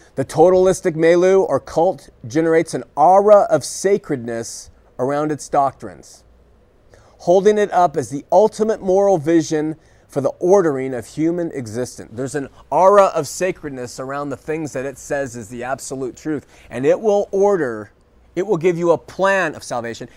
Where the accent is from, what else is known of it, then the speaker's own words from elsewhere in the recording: Southern California, United States; I grew up in Southern California